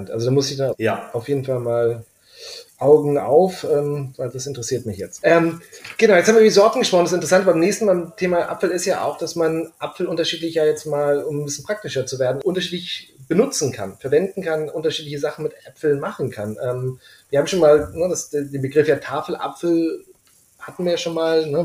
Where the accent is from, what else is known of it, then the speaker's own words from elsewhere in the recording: Schleswig-Holstein, Germany; ich bin selber Norddeutscher, ich komme aus Schleswig-Holstein, deswegen sage ich auch Pfannkuchen.